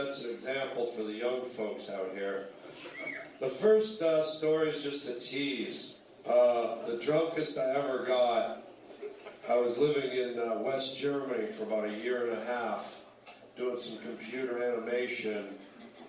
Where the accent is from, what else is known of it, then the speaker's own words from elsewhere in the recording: Toronto, Ontario, Canada; moved away as an adult; now in United States; I'm a Canadian boy. I lived in Toronto. I grew up in Toronto